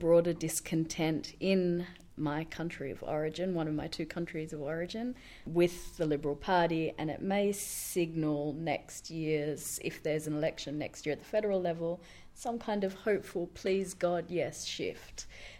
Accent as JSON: {"language": "English", "region": "Western Australia", "country": "Australia", "tie": "born or raised there", "said": "my home state of West Australia."}